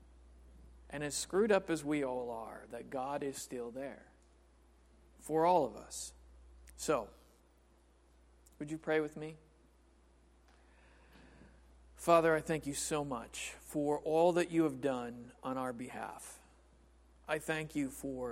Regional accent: Yorkville, United States; moved away; I grew up in Yorkville, not that long ago, far from here

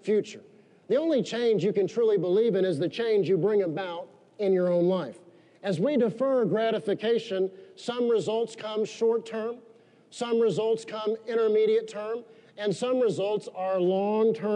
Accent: United States; we're Americans

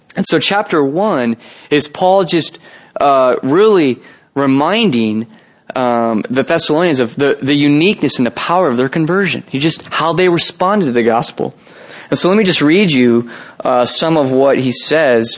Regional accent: San Jose, California, United States; I'm actually from San Jose. I was born and raised here

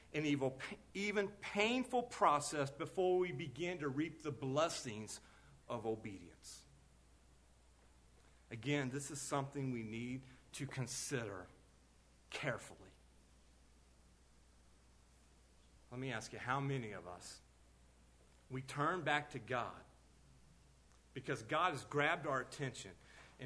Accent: United States

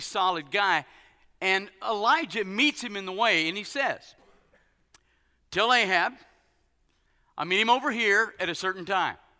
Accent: United States; being an American guy

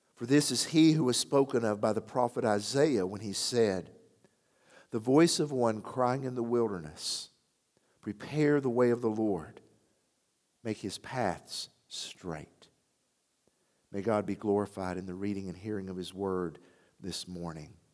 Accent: Athens, Tennessee, United States; now in Johnson City, United States; my hometown of Athens

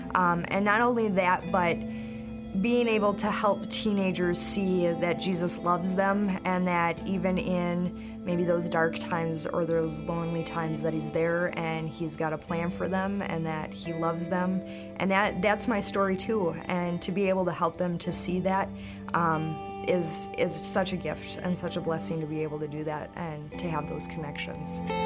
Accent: Stillwater, Minnesota, United States; was not from the White Bear area. I was from Stillwater

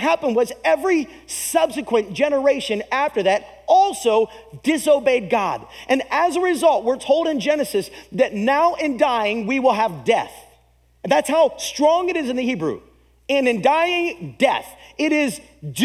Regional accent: United States; as an American

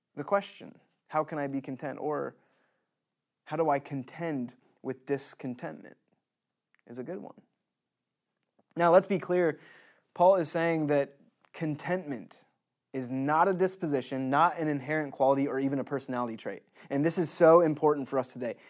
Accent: United States; As American citizens in twenty twenty

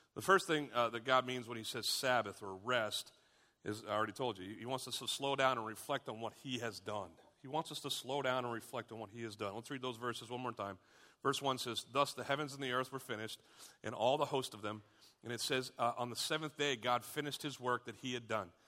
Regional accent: United States; We as Americans

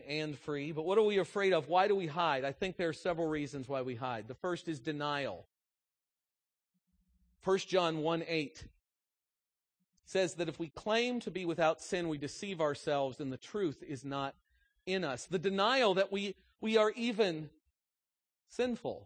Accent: United States; I'm an American

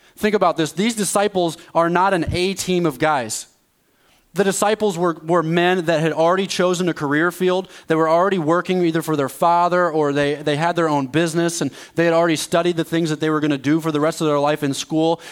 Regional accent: East Coast, United States; also born or lived in Dallas, Texas; now in Quad Cities, United States; I'm from the East Coast

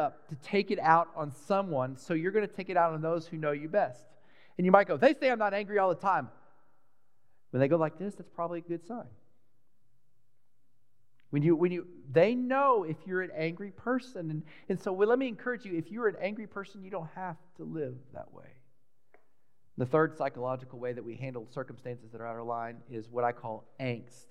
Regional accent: Dallas, Texas, United States; When I was a really little boy, I grew up in Texas, in Dallas

